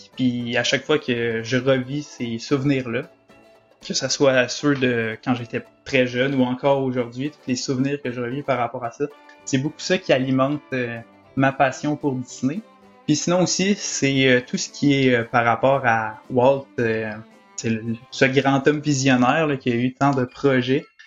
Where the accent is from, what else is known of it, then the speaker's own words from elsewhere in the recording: Quebec, Canada; accent: Québécois; now in Orlando, United States; mon accent québécois